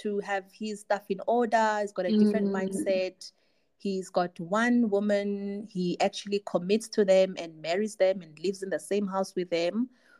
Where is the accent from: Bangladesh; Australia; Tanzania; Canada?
Tanzania; I grew up in Tanzania